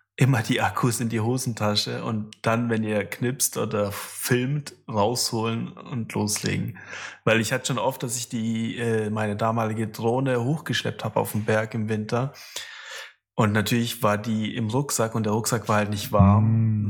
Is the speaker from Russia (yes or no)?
yes; Russia; moved away; ich bin ja in Russland geboren